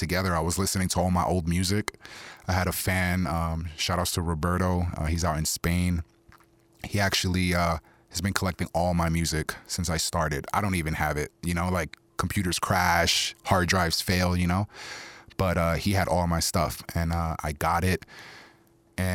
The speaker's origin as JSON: {"language": "English", "town": "New York City", "region": "New York", "country": "United States", "tie": "born or raised there", "also_born_or_lived": "Tucson, Arizona", "first_language": "Spanish", "second_language": "English", "moved": "yes", "said": "growing up in Queens"}